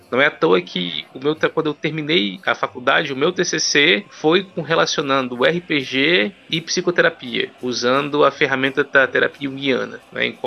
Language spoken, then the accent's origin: Portuguese; Ouro Preto do Oeste, Rondônia, Brazil; born there; now in Vitória, Brazil; Na verdade, eu resido em Vitória, Espírito Santo, mas eu sou nascido em Ouro Preto do Oeste, Rondônia.